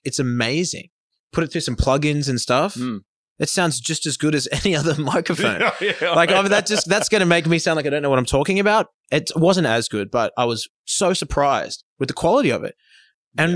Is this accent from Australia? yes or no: yes; Australia; we're Australian